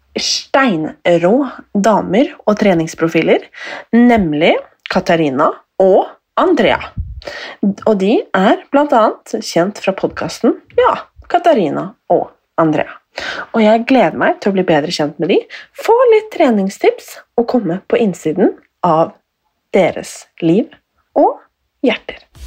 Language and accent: Norwegian; Nesodden, Akershus, Norway; accent: Oslo dialect; now in Oslo, Norway; Jeg er fra Nesodden